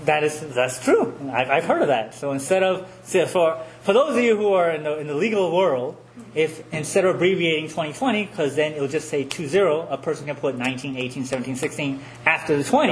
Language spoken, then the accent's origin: English; New York City, New York, United States; as a New Yorker